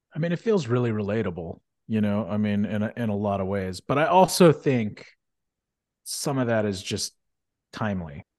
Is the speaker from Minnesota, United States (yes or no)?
no; Houston, Texas, United States; also born or lived in Sugar Land, Texas; Filmed in Houston, Texas. Shout out to my hometown